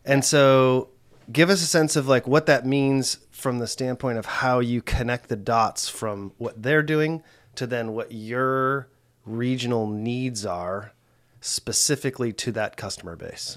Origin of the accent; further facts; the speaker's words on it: United States; I grew up in the States